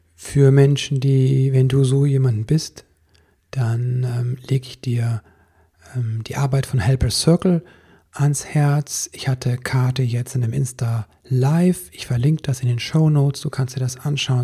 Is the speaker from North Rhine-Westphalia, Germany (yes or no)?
yes; Stolberg, North Rhine-Westphalia, Germany; Stolberg, eine der Städte, die betroffen sind, ist meine Heimatstadt. Ich habe da einen Großteil meiner Kindheit und Jugend verbracht